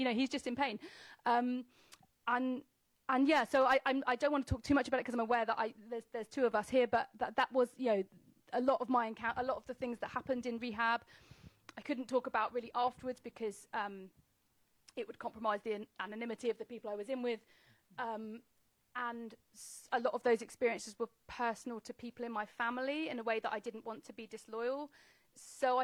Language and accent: English; England, United Kingdom; as an English, as a Brit, I absolutely love being in America.